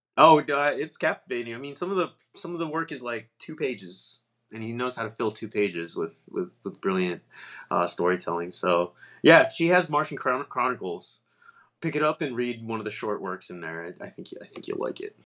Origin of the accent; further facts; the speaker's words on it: East Coast, United States; now in Northern California, United States; I'm from the East Coast